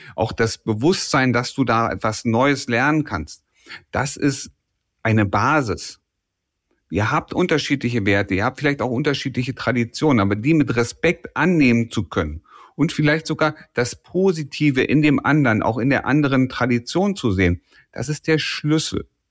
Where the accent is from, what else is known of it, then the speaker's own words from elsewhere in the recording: Germany; deutsche Pünktlichkeit. Das ist ein kulturelles Gut, das wir hier bei uns haben